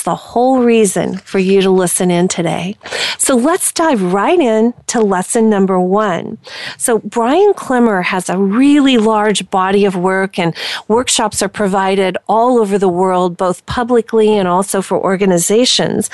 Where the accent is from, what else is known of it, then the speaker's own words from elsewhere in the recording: Indiana, United States; I was born and raised in Indiana.